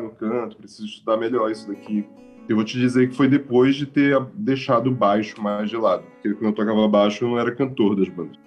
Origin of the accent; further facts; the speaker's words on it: Belém, Pará, Brazil; moved away; also born or lived in Macapá, Amapá / Cuiabá; eu nasci em Macapá, no Amapá, mas eu fui para Belém com meus pais mudaram e eu tinha quatro meses, então eu cresci em Belém